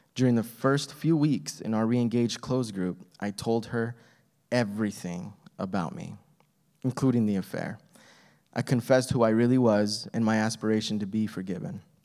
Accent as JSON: {"language": "English", "town": "El Paso", "region": "Texas", "country": "United States", "tie": "born or raised there", "said": "I was born in El Paso, Texas."}